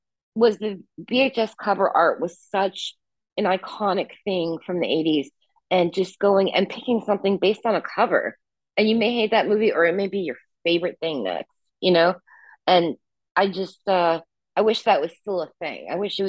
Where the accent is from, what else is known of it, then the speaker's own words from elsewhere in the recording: Indianapolis, Indiana, United States; My hometown, I still live here. I live in the suburbs now, but I grew up in Indianapolis. And the thing is like people, because I studied English, they're like, you don't sound like you're from the Midwest.